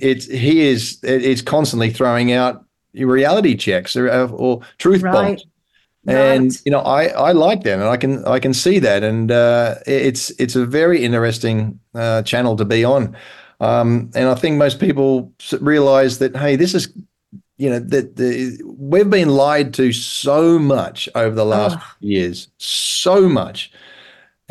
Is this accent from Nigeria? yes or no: no; Australia; now in England, United Kingdom; I'm Australian, so I'm living in England, and I've also got an American passport